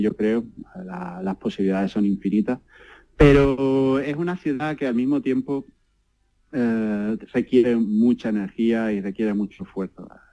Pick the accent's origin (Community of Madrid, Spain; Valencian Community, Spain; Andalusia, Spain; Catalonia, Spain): Andalusia, Spain; Barbate; moved away as an adult; also born or lived in Seville / Stuttgart / Berlin / Düsseldorf; now in New York, United States; cuando salí de Barbate, pues fui a Sevilla a estudiar